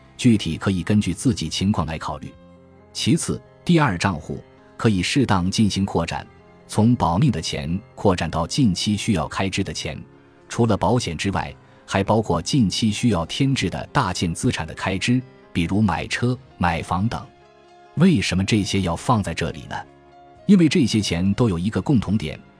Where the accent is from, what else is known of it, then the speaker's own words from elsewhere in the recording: China; 我们中国人